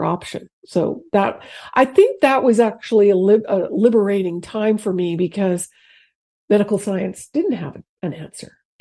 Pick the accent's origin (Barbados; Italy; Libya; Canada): Canada; moved away as an adult; I'm from Canada. So I had recently moved here. I'd only been here 3 years.